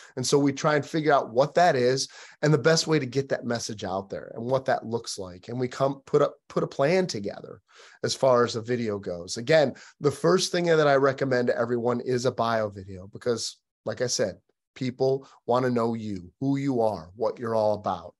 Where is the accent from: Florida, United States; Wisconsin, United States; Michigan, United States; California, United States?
Michigan, United States; moved away as an adult; now in Nashville, United States; I'm actually from Michigan originally